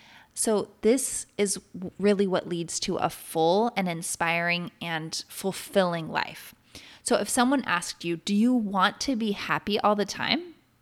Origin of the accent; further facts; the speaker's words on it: Oregon, United States; I grew up in Central Oregon and I have something in me, this need, this desire, very deep desire to be in the trees and the mountains.